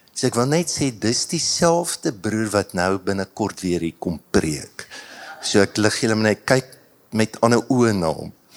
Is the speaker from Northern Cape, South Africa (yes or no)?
no; Standerton, Mpumalanga, South Africa; ek het in Standerton groot geword